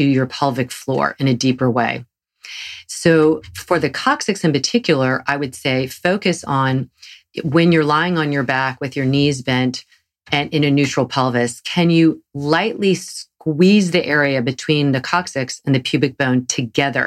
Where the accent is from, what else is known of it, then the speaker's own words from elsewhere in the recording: the South, United States; accent: Southern; my Southern accent